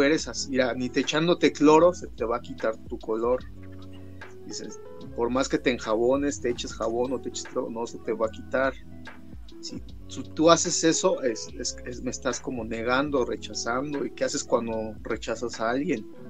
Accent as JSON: {"language": "Spanish", "region": "Mexico City", "country": "Mexico", "tie": "born or raised there", "also_born_or_lived": "San Esteban Atatlauca, Oaxaca", "said": "soy de un pueblo mixteco de, que se llama San Esteban Atatlauca, este, Ñucue, en Mixteco, se llama mi pueblo, y este, es en la Mixteca Alta Oaxaqueña, es alta porque hay montañas, y pues nada, que em, pues ya desde chiquito yo crecí aquí en la Ciudad de México"}